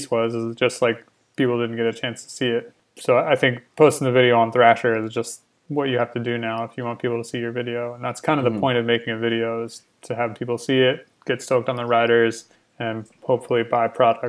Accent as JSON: {"language": "English", "town": "Winston-Salem", "region": "North Carolina", "country": "United States", "tie": "born or raised there", "said": "That's like it's like my hometown mascot."}